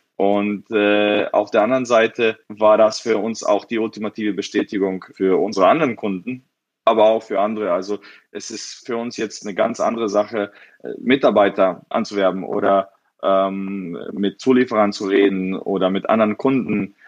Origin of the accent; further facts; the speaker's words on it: Frankfurt, Hesse, Germany; also born or lived in Bosnia; ich wurde geboren in Bosnien, aber damals war's Jugoslawien und dann ging der Krieg los und dann sind meine Eltern nach Frankfurt ausgewandert, als ich zwei Jahre alt war